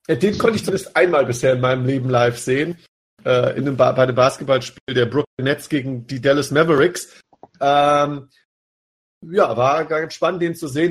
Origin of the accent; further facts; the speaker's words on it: Rhine-Main area, Germany; wir kommen ja alle hier aus dem Rhein-Main-Gebiet